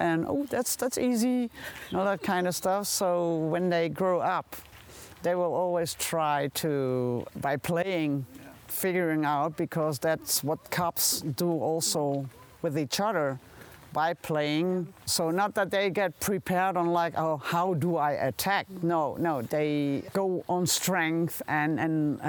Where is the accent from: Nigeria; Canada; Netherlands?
Netherlands; now in Germany; So I'm officially not German. So I'm from the Netherlands. I'm born in Germany, but as a baby went to the Netherlands